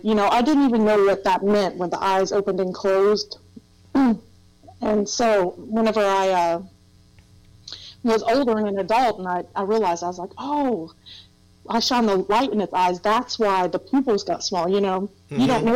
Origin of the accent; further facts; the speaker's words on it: Thomas, West Virginia, United States; we'd always end up back in Thomas, West Virginia, which is where I consider my hometown. So, yeah, I lived there for a long time. In Thomas, West Virginia, and if you've never been there, it's a little mountain town. It was a coal mining town.